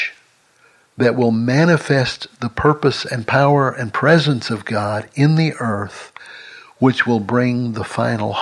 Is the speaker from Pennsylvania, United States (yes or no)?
no; Longview, Texas, United States; my hometown of Longview, Texas